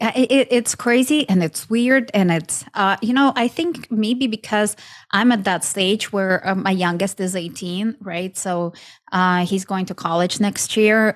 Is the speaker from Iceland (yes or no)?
no; Ukraine; moved away as an adult; now in United States; I'm originally from Ukraine. Um, moved to states almost 15 years ago